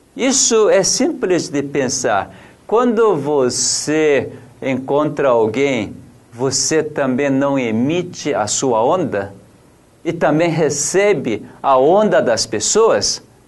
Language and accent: Portuguese; South Korea; Portuguese is a second language; also born or lived in São Paulo, Brazil; now in Brazil; Eu, como coreano